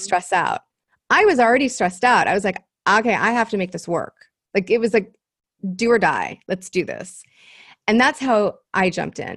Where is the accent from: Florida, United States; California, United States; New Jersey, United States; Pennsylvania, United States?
California, United States; Los Angeles; I am from Los Angeles, um, third generation, actually. I'm this rare bird here 'cause, like, nobody's from L